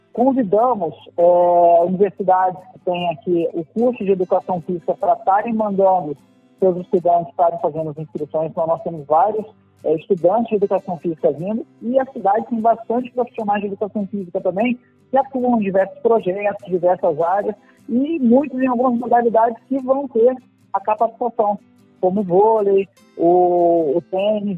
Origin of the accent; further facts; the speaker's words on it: Angra dos Reis, Rio de Janeiro, Brazil; nós de Angra